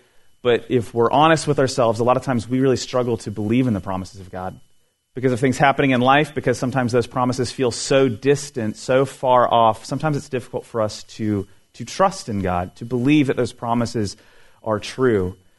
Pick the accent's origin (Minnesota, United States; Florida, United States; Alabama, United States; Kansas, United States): Florida, United States; also born or lived in California; I lived in California for a couple years in my early 20s, I'm originally from Florida, and when I was living out there